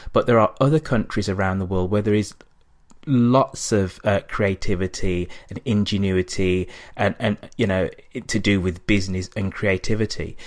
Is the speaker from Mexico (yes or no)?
no; England, United Kingdom; accent: English; I'm black, but I have this English accent